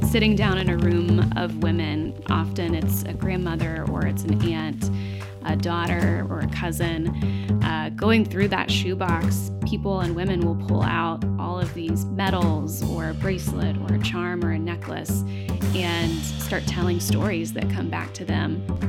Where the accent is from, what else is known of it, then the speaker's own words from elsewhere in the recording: Knoxville, Tennessee, United States; now in Nashville, United States; I grew up in Knoxville